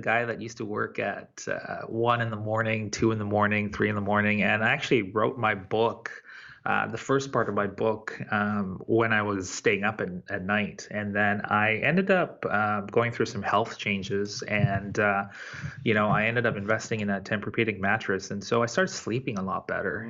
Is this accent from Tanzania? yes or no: yes; Tanzania; moved away; I was born in Tanzania.